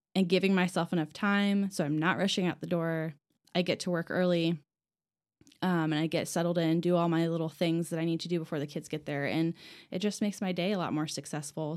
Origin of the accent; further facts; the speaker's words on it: Lafayette, Indiana, United States; now in Indianapolis, United States; I am originally from Lafayette, which is a different city from West Lafayette